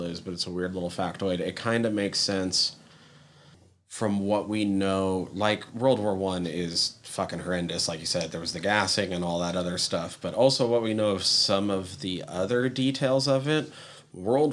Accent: United States; being American

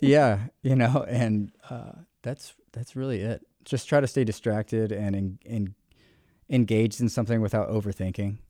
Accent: Richmond, Virginia, United States; moved away as an adult; also born or lived in Denver, Colorado; I've born and raised in Richmond.

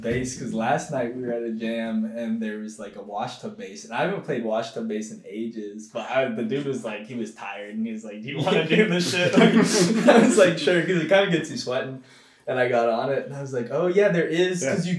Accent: Eugene, Oregon, United States; you're like a brown kid growing up in Eugene

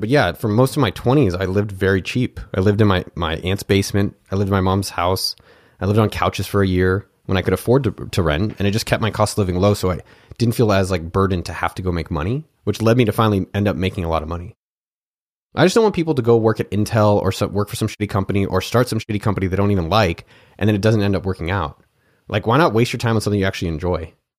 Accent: Cupertino, California, United States; also born or lived in Pennsylvania; grew up in Cupertino, California, where I'm from

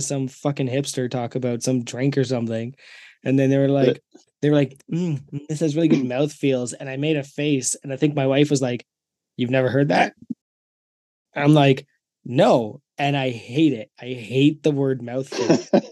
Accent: Canada; I'm Canadian

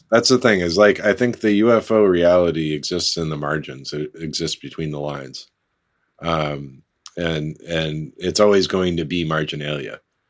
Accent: United States; my home country

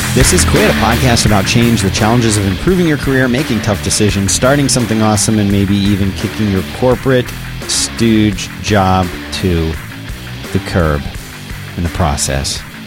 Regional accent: Philadelphia, Pennsylvania, United States; now in Austin, United States; I grew up in Philadelphia

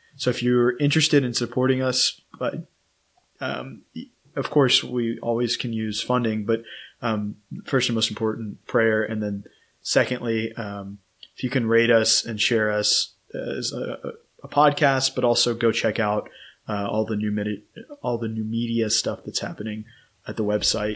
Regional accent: College Station, Texas, United States; now in Austin, United States; I grew up in College Station

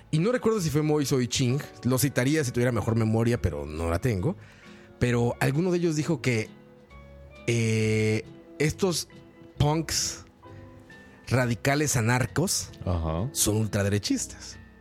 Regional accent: Mexico; now in Costa Rica; mi país de origen, México

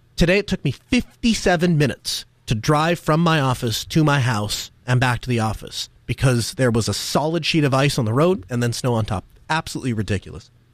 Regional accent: North Dakota, United States; moved away; I grew up in North Dakota

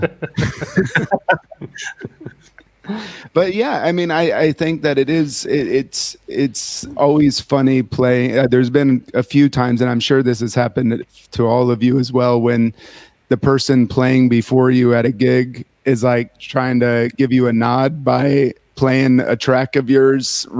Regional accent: Indiana, United States; I come from Indiana in the middle of the US, and there wasn't a record store in where I grew up

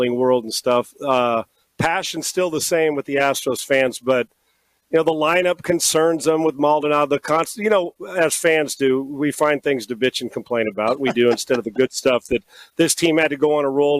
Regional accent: California, United States; now in Houston, United States; I grew up in California

